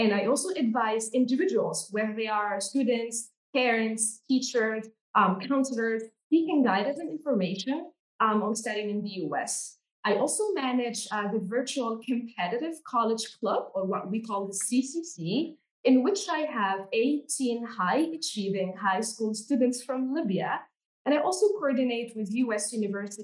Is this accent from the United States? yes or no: no; Tunisia; I'm from Tunisia, and I'm based at Amity Tunis.